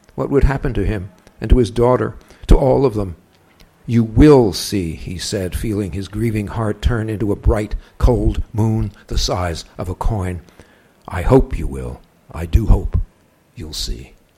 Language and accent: English; Perth Amboy, New Jersey, United States; the beach at Perth Amboy, which is my hometown, Perth Amboy, New Jersey